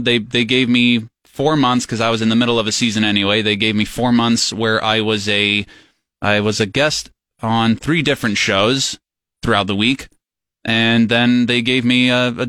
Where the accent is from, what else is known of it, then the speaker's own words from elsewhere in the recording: Abu Dhabi, United Arab Emirates; also born or lived in North Carolina, United States / New York, United States / South Korea; I was born in North Carolina, and then my formative years were spent in the United Arab Emirates in the city of Abu Dhabi, which is the capital.